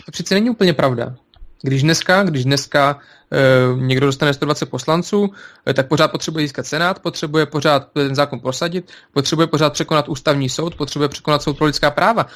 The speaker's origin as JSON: {"language": "Czech", "country": "Belarus", "moved": "yes", "lives_now": "Czech Republic", "said": "jsem z Běloruska"}